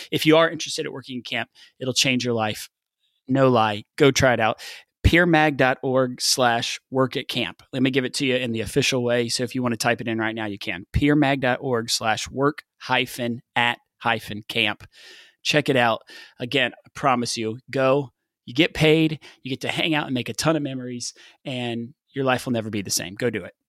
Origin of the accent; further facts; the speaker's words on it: the South, United States; I'm from the South